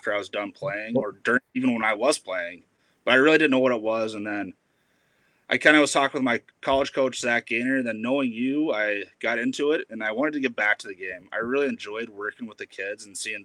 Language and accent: English; Fairbanks, Alaska, United States; moved away; also born or lived in Fond du Lac, Wisconsin; So I'm originally from Fairbanks, Alaska. Really small town, great hockey town though.